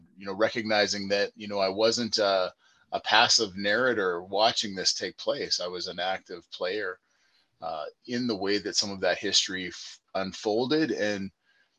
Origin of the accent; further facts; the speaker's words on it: Manitoba, Canada; as a kid growing up in Manitoba